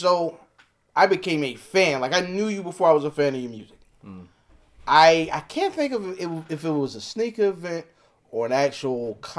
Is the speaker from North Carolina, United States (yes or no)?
yes; North Carolina, United States; It isn't. I'm from North Carolina.